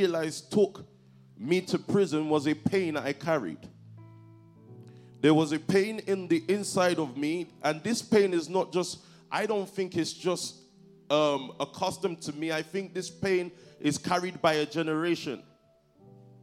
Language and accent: English; London, United Kingdom; I grew up in Stockwell. That's in Southwest London